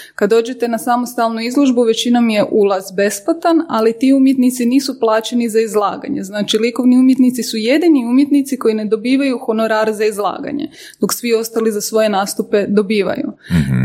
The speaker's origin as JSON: {"language": "Croatian", "country": "Croatia"}